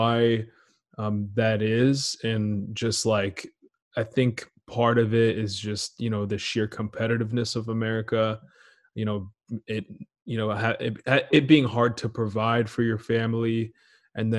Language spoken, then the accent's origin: English; Portland, United States; also born or lived in Israel; I was born in Israel. And then when I was seven, I moved to like Portland, but I stayed out there for a while.